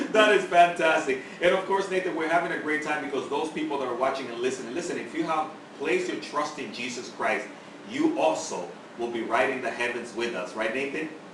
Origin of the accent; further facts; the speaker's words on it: Dominican Republic; moved away; I'm originally from the Dominican Republic